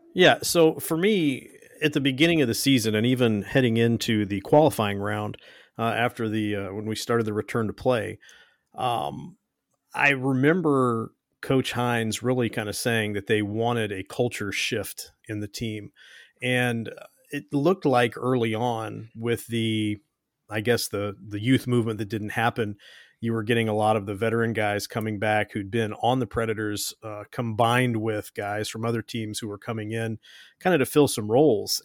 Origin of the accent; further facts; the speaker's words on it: Kentucky, United States; I'm from Kentucky